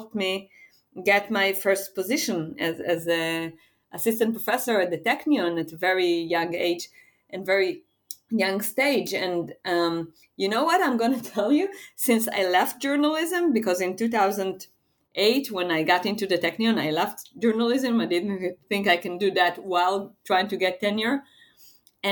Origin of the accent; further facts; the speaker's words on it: Israel; I'm from Israel